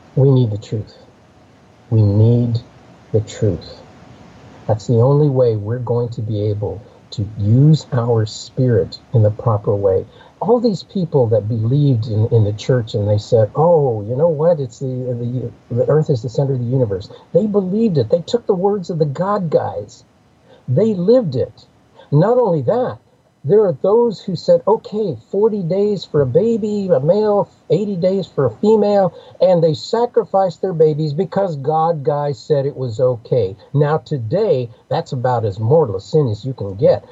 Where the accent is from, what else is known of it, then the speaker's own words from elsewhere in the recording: United States; I grew up in the Apache world.